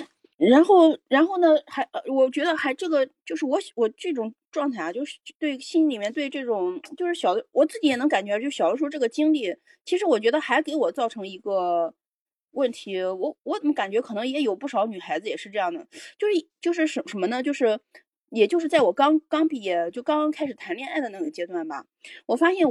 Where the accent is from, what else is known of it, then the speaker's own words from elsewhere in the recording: Shanghai, China; moved away; 让他就是至至少就是我离开上海之我离开我的家乡之后，我觉得我慢慢慢慢慢慢的